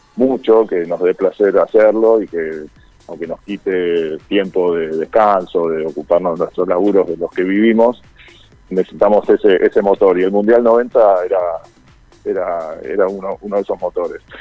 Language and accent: Spanish; Argentina; nosotros acá en Argentino